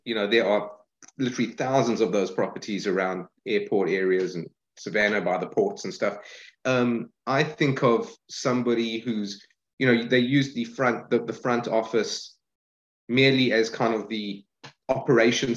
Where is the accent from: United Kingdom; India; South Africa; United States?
South Africa; Johannesburg, Gauteng; moved away; I'm from Joburg originally